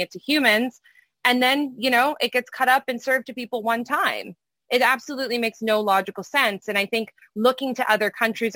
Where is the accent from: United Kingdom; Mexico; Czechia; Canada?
Canada; now in United States; I'm Canadian originally before I moved to the United States